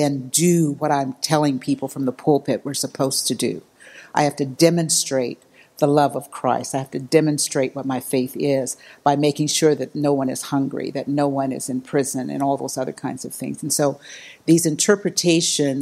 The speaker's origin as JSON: {"language": "English", "region": "Missouri", "country": "United States", "tie": "born or raised there", "said": "I was raised Baptist in Missouri, so I was real Baptist"}